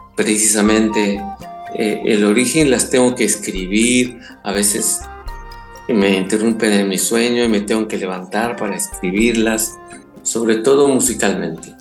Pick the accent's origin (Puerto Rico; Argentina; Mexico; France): Mexico; first language Spanish; moved away; me siento muy mexicano y no siento que haya perdido un pelo de mexicano